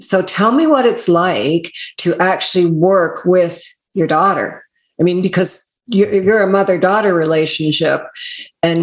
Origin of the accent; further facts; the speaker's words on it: Canada; I'm North American, Canadian